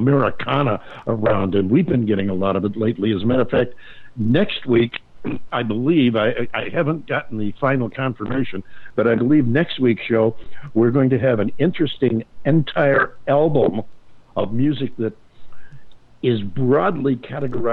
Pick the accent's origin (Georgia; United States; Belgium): United States; Northeast; moved away; I, too, come from the snow country in the Northeast